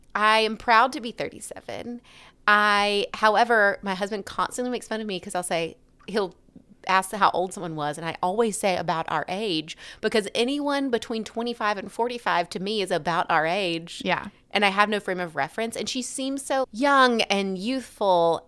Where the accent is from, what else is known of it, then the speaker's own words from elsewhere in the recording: Alabama, United States; accent: Alabama; my lovely Alabama accent